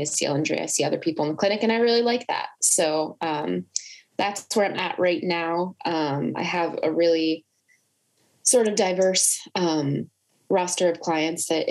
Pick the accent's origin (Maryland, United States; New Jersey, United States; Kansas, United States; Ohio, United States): New Jersey, United States; I'm from New Jersey